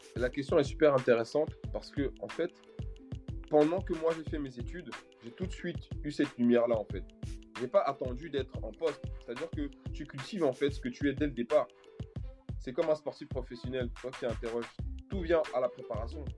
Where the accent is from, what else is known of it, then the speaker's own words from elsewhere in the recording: Cameroon; moved away as an adult; now in France; Je suis originaire du Cameroun. Je suis arrivé en France il y a à peu près 15 ans de cela. J'ai 35 ans